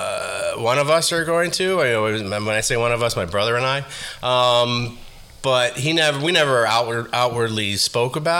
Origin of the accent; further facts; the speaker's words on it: New York City, New York, United States; also born or lived in Haifa, Israel / Queens; growing up in the Bronx